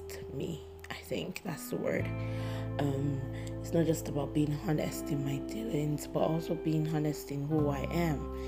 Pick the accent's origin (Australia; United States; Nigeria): Nigeria; I'm a Nigerian and I'm black and I'm proud